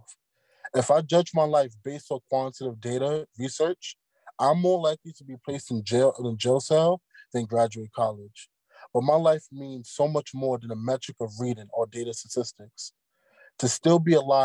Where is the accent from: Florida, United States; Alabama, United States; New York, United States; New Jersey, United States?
New York, United States; New York City; growing up in Brooklyn, New York